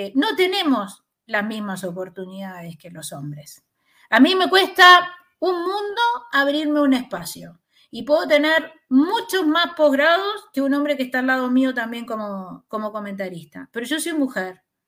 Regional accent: Chile; como chilenos

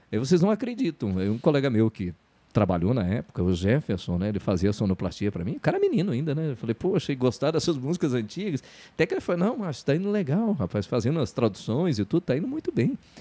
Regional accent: Telêmaco Borba, Paraná, Brazil; moved away as an adult; also born or lived in Curitiba / Ponta Grossa; Sou natural de Telemaco Borba, tenho 53 anos.

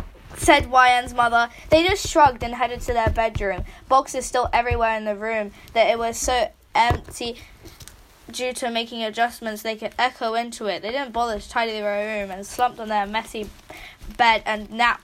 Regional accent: United Kingdom; I'm actually British.

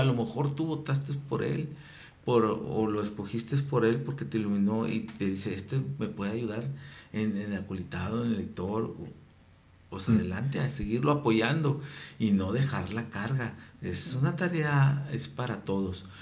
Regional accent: Mexico; soy mexicano, voy guadalupano

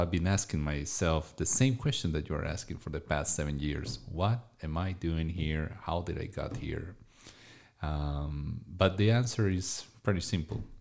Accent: Colombia; I am from Colombia.

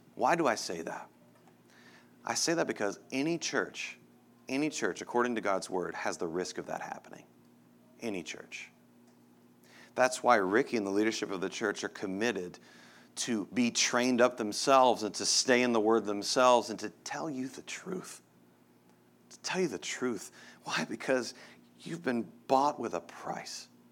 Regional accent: Texas, United States; moved away as an adult; now in Denver, United States; I grew up in Texas, and I miss the people of Texas so much

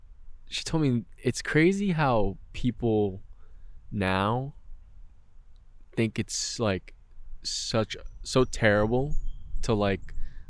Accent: New Jersey, United States; I'm from Jersey.

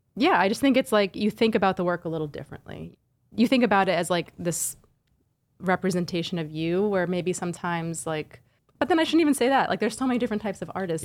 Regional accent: central suburban New Jersey, United States; also born or lived in Flushing, Queens, New York; we moved to central suburban New Jersey when I was, like, three or four. My dad got a job as a engineering professor at Rutgers, and, yeah, so I kinda grew up in the suburbs

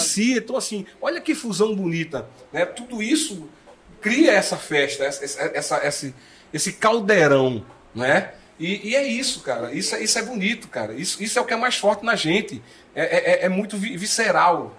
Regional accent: Inajá, Pernambuco, Brazil; moved away; also born or lived in Europe / Rio de Janeiro / São Paulo; Inajá é uma cidade que fica no sertão do Mochotó, pertinho ali de Buíque, né? É, sua, pertinho de, sua de cidade, né? minha cidade, cidade onde nasci

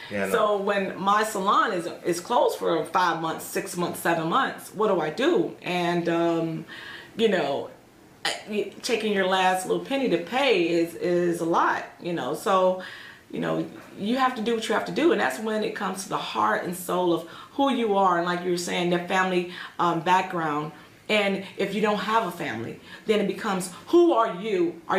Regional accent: Atlanta, Georgia, United States; now in Aurora, United States; That was the branch that I came from Atlanta, Georgia.

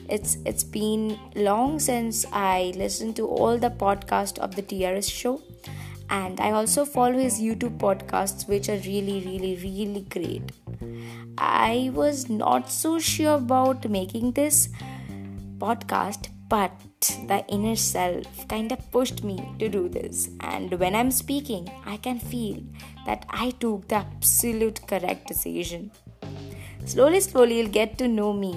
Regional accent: India; I'm from India

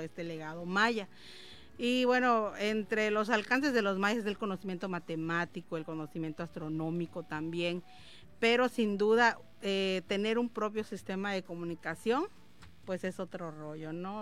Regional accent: Yucatán Peninsula, Mexico; como campechanos, yucatecos, hasta la gente de Quintana Roo

